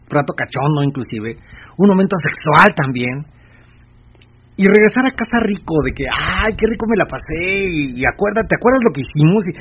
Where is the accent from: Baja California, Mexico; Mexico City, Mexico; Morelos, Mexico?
Mexico City, Mexico; Soy de la Ciudad de México.